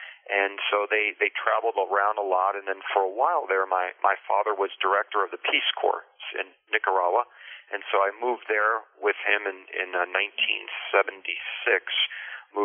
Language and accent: English; Boulder, Colorado, United States; first language Spanish; English is a second language; we moved to Boulder, Colorado, when I was approximately 7 years old and didn't know hardly any English at all